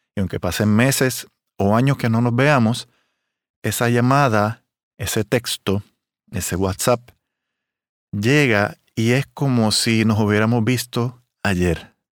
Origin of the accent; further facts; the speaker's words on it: Puerto Rico; also born or lived in Miami / Las Vegas; soy un trompetista de Puerto Rico